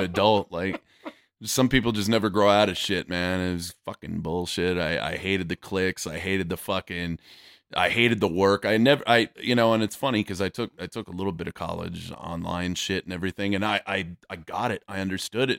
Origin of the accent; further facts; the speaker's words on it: Yuma, Arizona, United States; moved away; also born or lived in Fort Bliss, Texas / El Paso, Texas; I was originally, uh, born and raised in Yuma, Arizona